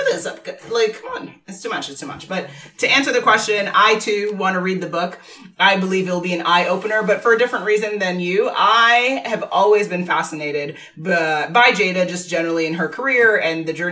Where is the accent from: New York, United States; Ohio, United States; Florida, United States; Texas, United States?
New York, United States; I'm born and raised in New York